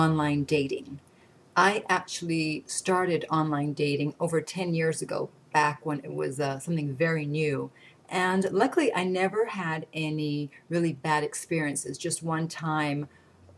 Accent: Canada; I'm Canadian

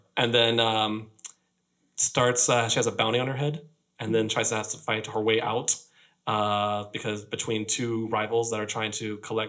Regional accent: Fredericksburg, Virginia, United States; moved away; also born or lived in Florida; I grew up in Fredericksburg, Virginia, which is like this colonial town.

